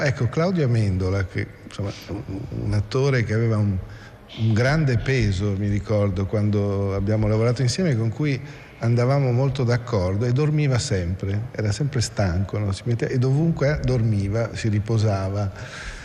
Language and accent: Italian; Province of Pordenone, Friuli-Venezia Giulia, Italy; moved away; also born or lived in Rome / Latin America / Russia; io sono friulano, insomma, sono, vengo da un piccolo paese qua proprio in provincia di Pordenone